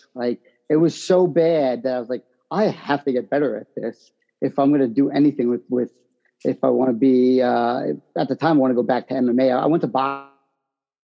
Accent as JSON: {"language": "English", "area": "Long Island", "region": "New York", "country": "United States", "said": "I'm from Long Island"}